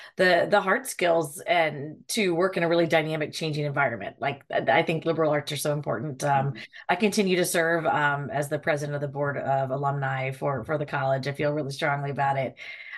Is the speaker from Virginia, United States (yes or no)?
yes; Charlottesville, Virginia, United States; now in Alexandria, United States; Yeah, I'm actually from Charlottesville, Virginia, Central Virginia. My parents had nothing to do with the university. We are just townies.